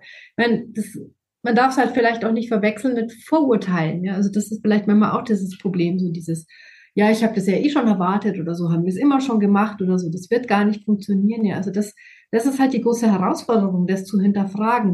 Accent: Germany; bei uns in Deutschland

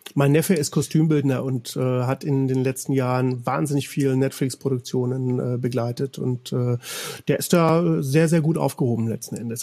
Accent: Bavaria, Germany; moved away as an adult; also born or lived in Cologne; ich bin in Bayern aufgewachsen

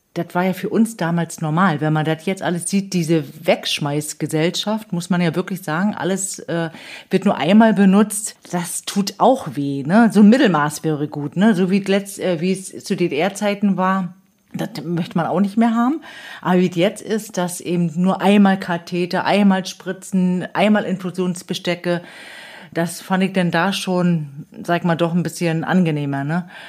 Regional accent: Demmin, Mecklenburg-Vorpommern, Germany; Ich bin geboren in der Mien am neunundzwanzigsten ersten fünfundsechzig und, äh, habe auch in der Mien meine Kindheit verlebt

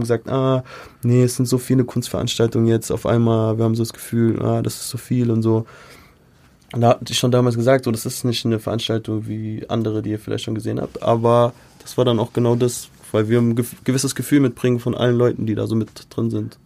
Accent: United States; now in Germany; ist auch meine Kindheit einfach so in Amerika

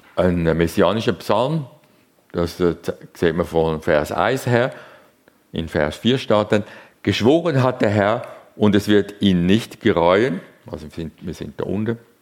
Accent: Zurich, Switzerland; ich bin in Zürich aufgewachsen

